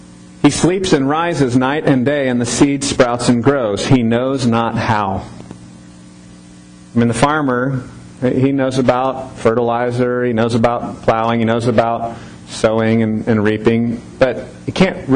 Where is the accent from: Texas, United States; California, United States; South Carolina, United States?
Texas, United States; Temple; moved away as an adult; now in Harker Heights, United States; We've lived in Harker Heights for 5.5 years now, but we're from Temple